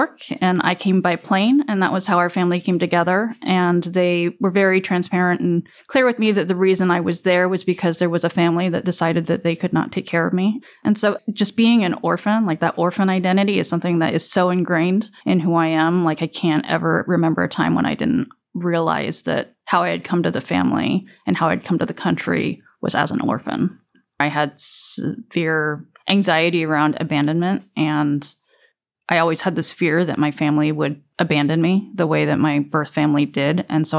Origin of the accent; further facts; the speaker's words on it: South Korea; born there; It was an odd concept for me because I never associated myself with being Korean, even though I was born in Korea.